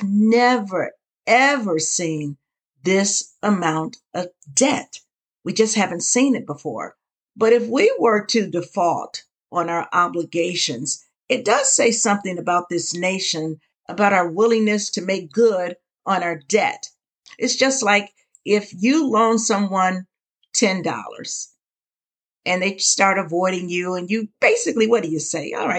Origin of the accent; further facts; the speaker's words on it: United States; as the American people